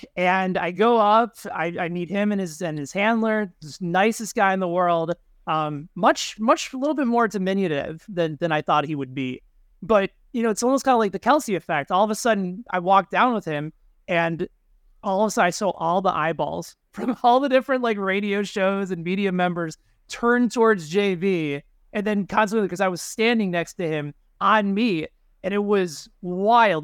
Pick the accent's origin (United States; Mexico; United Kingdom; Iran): United States; Chicago, Illinois; growing up in Chicago in the nineties